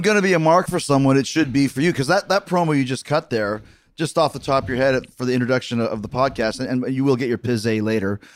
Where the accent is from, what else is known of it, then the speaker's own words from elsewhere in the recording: Winnipeg, Manitoba, Canada; also born or lived in Manhasset, New York; I, I grew up watching wrestling in Winnipeg